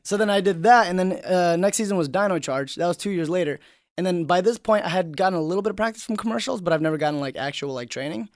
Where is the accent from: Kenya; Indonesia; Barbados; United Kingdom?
Indonesia; moved away; I grew up in Indonesia